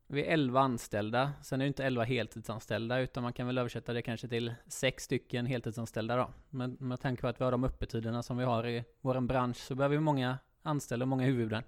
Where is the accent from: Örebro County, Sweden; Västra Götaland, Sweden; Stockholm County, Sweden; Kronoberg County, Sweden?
Västra Götaland, Sweden; Gråbo; now in Lerum, Sweden; Jag kommer från Gråbo